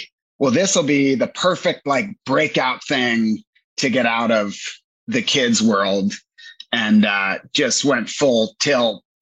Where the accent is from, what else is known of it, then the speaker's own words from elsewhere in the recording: Northern Virginia, United States; moved away as an adult; now in Los Angeles, United States; I grew up a jock in Northern Virginia